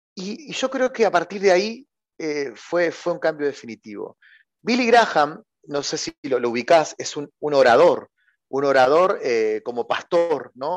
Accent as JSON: {"language": "Spanish", "region": "Santa Fe", "country": "Argentina", "said": "Yo soy de, una ciudad, eh, podríamos decir, marginal de la República Argentina, que se llama Santa Fe"}